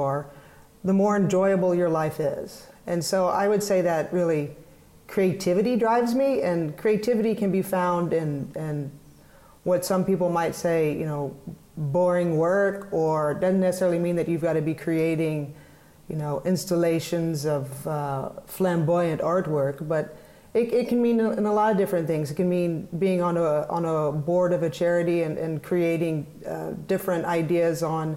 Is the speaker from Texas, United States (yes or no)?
yes; Fort Worth, Texas, United States; moved away; also born or lived in Durham, North Carolina; I grew up in Fort Worth